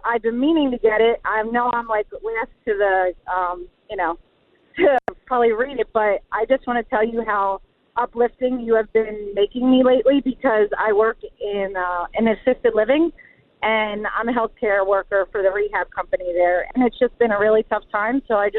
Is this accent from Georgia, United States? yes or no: no; New Jersey, United States; out of Williamstown, New Jersey. I'm from New Jersey and South Jersey. Not North Jersey, South Jersey.